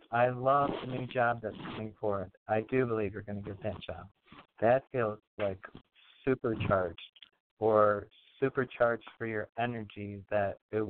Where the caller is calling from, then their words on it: New York, United States; from New York.